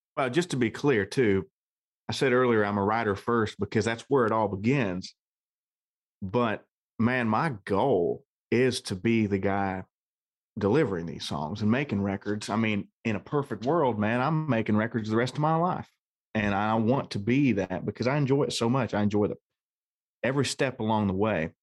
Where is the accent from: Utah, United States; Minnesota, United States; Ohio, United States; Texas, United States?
Ohio, United States; I'm from Ohio